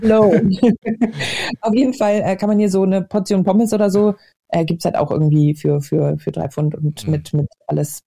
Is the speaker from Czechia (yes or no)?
no; Hamburg, Germany; moved away as an adult; also born or lived in Berlin / Glasgow, Scotland; now in Scotland, United Kingdom; in Hamburg, in meiner alten Heimatstadt